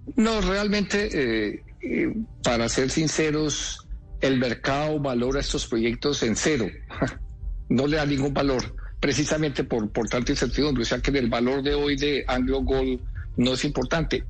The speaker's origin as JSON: {"language": "Spanish", "country": "Colombia", "said": "Yo como colombiano"}